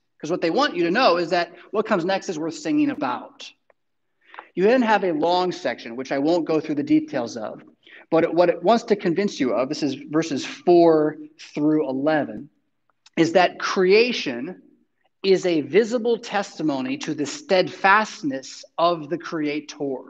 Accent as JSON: {"language": "English", "country": "United States", "said": "I want to boast of being an American."}